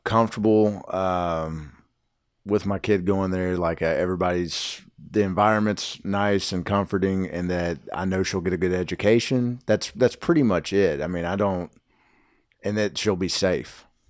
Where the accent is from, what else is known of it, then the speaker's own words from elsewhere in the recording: Nashville, Tennessee, United States; I grew up in Hermitage